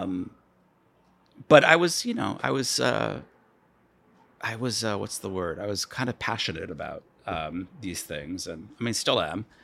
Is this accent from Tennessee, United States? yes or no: no; Chappaqua, New York, United States; moved away as an adult; also born or lived in Cape Kennedy, Florida / South America / Washington, D.C.; I grew up in, uh, Westchester County, New York